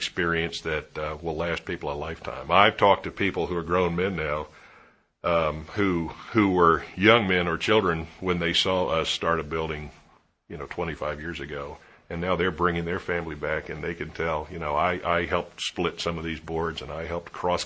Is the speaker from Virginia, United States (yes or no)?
yes; Williamsburg, Virginia, United States; I grew up in Williamsburg